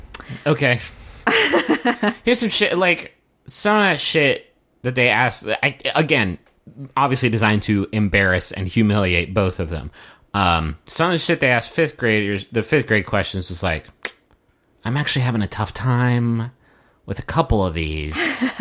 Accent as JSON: {"language": "English", "region": "North Carolina", "country": "United States", "said": "I'm from North Carolina, and they're like, where's that?"}